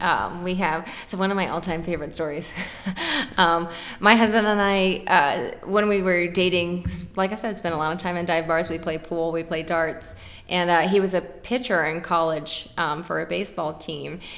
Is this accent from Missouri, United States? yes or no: no; Dallas, Texas, United States; moved away as an adult; also born or lived in Austin, Texas / San Antonio, Texas; now in Pittsburgh, United States; I grew up outside of Dallas uh, in the suburbs, and then went to Austin for a few years where I met my husband